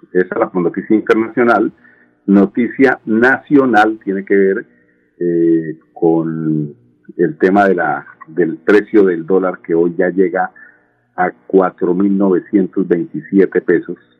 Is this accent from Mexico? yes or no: no; Colombia; aquí en Colombia